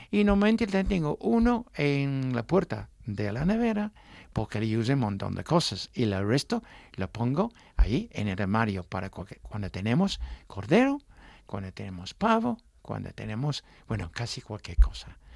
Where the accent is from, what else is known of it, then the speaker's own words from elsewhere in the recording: England, United Kingdom; Spanish is a second language; moved away; yo soy un artista inglesa